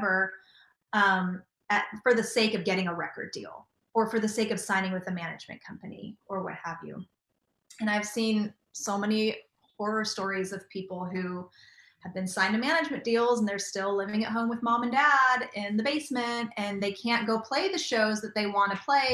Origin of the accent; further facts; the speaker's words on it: Southern California, United States; moved away as an adult; also born or lived in Nashville; I grew up in Southern California